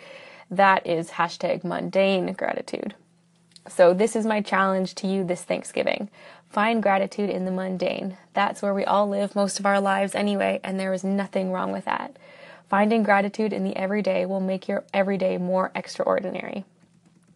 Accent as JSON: {"language": "English", "country": "Canada", "said": "I'm Canadian"}